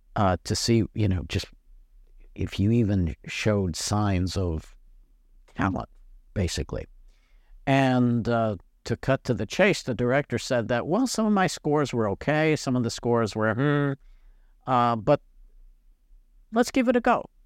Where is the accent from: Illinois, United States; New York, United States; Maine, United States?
New York, United States; Niagara Falls; now in Mississippi, United States; I'm not a native Mississippian. Um, I was born in Western New York, Niagara Falls, to be exact